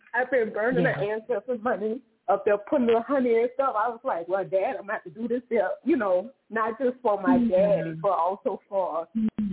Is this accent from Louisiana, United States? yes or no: yes; New Orleans, Louisiana, United States; I'm from New Orleans